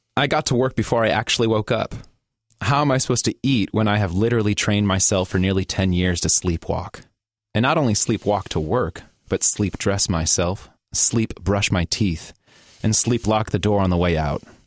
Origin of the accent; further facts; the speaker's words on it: Gary, Indiana, United States; moved away as an adult; now in Portland, United States; born and raised in Indiana